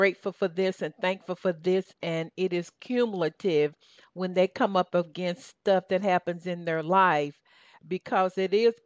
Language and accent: English; the South, United States; accent: southern; my southern accent